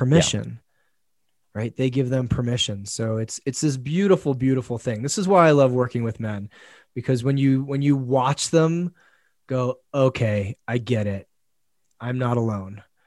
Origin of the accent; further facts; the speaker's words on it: United States; I'm an American.